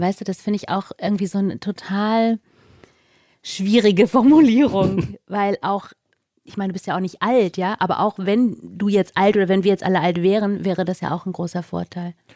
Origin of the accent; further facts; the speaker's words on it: Northern Germany, Germany; ich auch als Norddeutsche